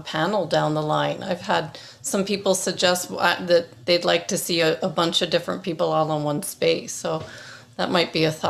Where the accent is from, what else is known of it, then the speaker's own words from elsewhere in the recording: Toronto, Ontario, Canada; I wish I had the accent growing up in Toronto. It was gone after, I think, first grade